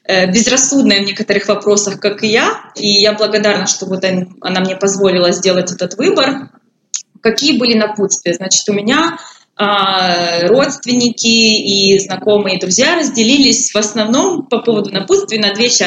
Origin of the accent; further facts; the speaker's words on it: Poltava Oblast, Ukraine; Я училась в Харькове, а я родом из Полтавской области.